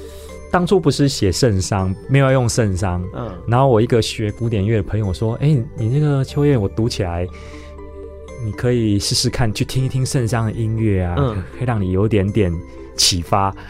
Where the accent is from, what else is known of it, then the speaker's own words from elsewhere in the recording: Yilan County, Taiwan; also born or lived in Taipei; 其实宜兰其实算是我其实是在台北出生，但从国小以后就在宜兰。所以宜兰如果把它认定它是我一个记忆的中心，从童年到现在记忆的中心。